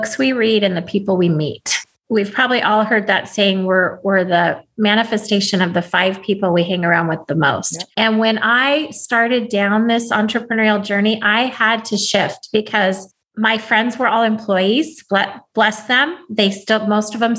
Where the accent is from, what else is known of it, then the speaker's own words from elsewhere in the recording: Alaska, United States; now in California, United States; I live in California, but I was raised in Alaska